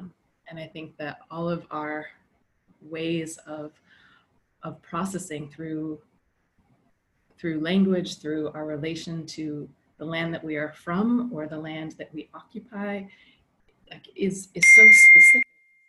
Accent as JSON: {"language": "English", "region": "Alaska", "country": "United States", "tie": "born or raised there", "said": "where I grew up in Alaska"}